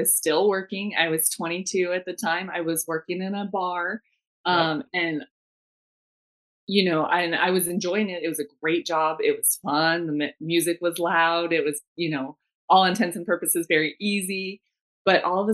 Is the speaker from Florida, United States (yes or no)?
no; Arizona, United States; also born or lived in Washington, D.C.; born and raised in Arizona, I joined the military out of Arizona.